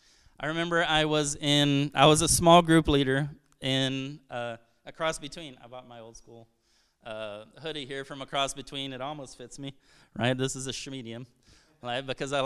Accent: Brazil; I'm originally from Brazil. My parents are missionaries there.

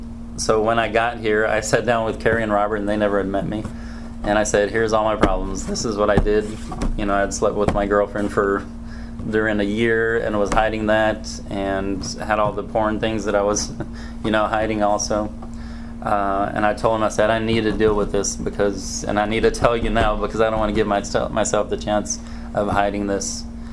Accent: Brazil; born there; And I was born in Brazil. I'm a missionary's kid

